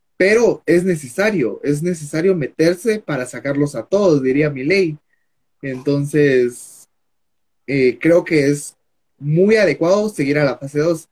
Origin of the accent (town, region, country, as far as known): Guatemala